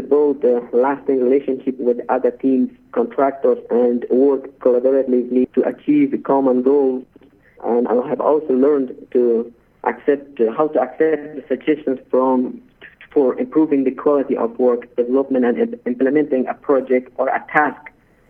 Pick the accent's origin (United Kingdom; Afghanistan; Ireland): Afghanistan; I'm from Afghanistan.